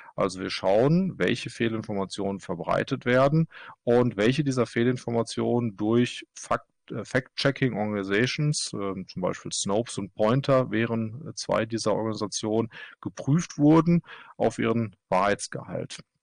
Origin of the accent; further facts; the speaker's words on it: Germany; now in Kristiansand, Norway; Ich bin Deutscher, arbeite allerdings in Norwegen